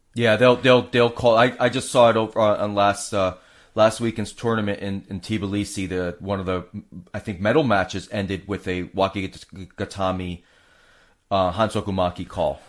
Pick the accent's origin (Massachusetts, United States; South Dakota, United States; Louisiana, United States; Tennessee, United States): Massachusetts, United States; now in Tampa Bay, United States; we're both from Massachusetts